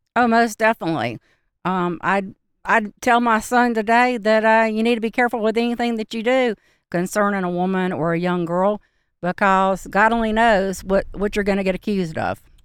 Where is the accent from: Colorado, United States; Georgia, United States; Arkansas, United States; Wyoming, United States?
Georgia, United States; Macon; moved away; also born or lived in Charlotte, North Carolina / Blue Ridge Mountains; I grew up in Macon, Georgia